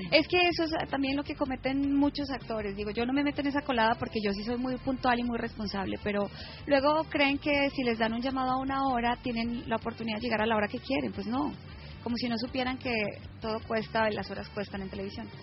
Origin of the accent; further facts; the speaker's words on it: Colombia; now in Mexico; yo soy colombiana